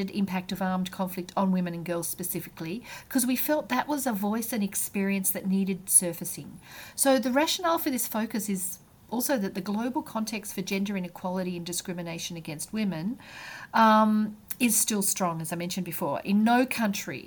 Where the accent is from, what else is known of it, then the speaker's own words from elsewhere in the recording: Australia; moved away; being an Australian